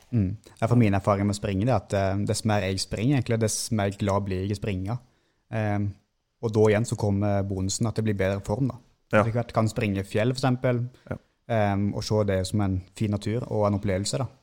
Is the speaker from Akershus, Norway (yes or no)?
no; Seljord, Vestfold og Telemark, Norway; accent: mixed dialect (Rogaland/Telemark); moved away; also born or lived in Sandnes; Jeg har vokst opp i Seljord i Vest-Telemark. Og så um, har vi flytta vestover, til Sandnes